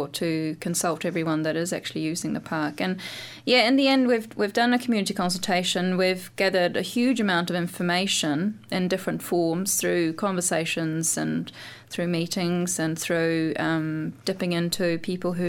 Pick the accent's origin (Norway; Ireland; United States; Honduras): Norway; moved away; also born or lived in London; I lived in London, and because I'm from Norway